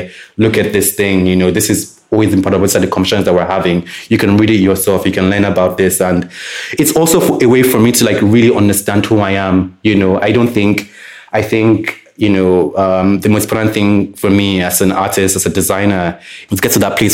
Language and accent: English; Lagos, Nigeria; growing up in Lagos